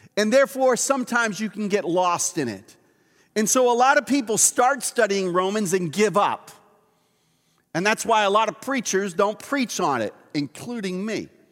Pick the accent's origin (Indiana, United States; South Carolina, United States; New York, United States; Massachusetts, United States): Massachusetts, United States; Boston; moved away; I grew up just outside of Boston at a place called Dorchester.